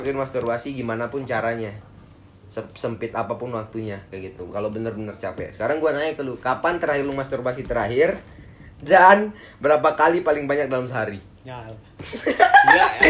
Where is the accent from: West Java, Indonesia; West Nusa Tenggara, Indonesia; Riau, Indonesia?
West Nusa Tenggara, Indonesia; Mataram; moved away as an adult; also born or lived in Bandung; di lingkungan gua, dari desa gua main, terus pertengahan kota, yang Mataram gua bilang tuh pertengahan kota, bukan pusat-, pusat kota